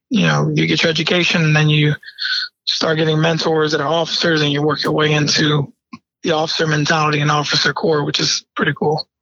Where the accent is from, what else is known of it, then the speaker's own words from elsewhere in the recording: Bridgeport, Connecticut, United States; also born or lived in New York; I was born in New York, but raised in Bridgeport, Connecticut